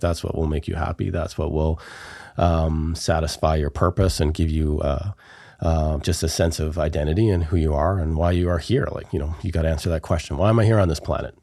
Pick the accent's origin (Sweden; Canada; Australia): Canada; We Wai Kai Nation, Vancouver Island, British Columbia; I'm from the Wee Wee K Nation here on Vancouver Island